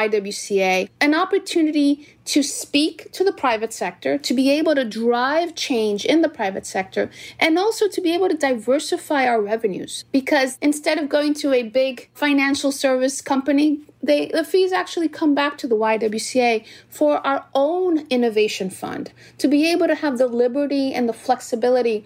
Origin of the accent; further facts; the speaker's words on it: New York City, New York, United States; also born or lived in Dominican Republic; I was born in Corona, Queens, by parents of Dominican ancestry